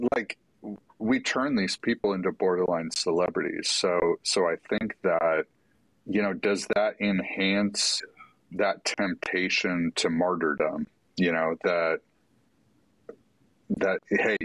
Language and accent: English; California, United States; we both grew up in California